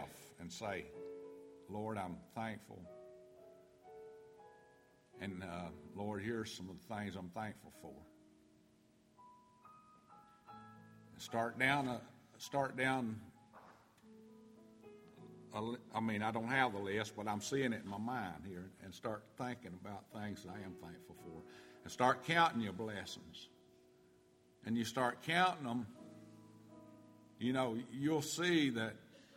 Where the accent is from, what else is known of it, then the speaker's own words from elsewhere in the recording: North Carolina, United States; now in Georgia, United States; I was born and raised in North Carolina in the mountains